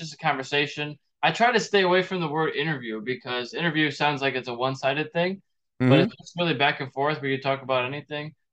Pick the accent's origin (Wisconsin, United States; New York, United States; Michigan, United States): Michigan, United States; I'm from Michigan